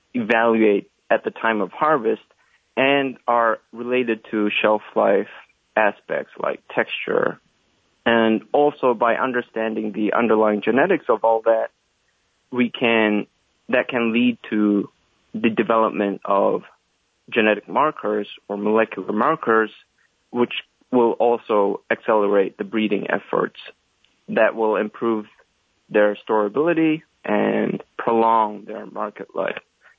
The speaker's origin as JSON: {"language": "English", "region": "Daegu", "country": "South Korea", "tie": "born or raised there", "also_born_or_lived": "Seoul, South Korea", "moved": "as an adult", "lives_now": "Kannapolis, United States", "said": "I'm from South Korea, from a city called Daegu. I got my bachelor's and master's degree at Seoul National University"}